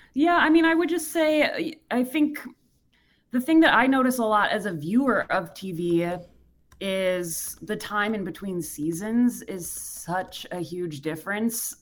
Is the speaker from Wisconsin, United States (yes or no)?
yes; Racine, Wisconsin, United States; moved away; I'm from Wisconsin as well. I grew up in Racine.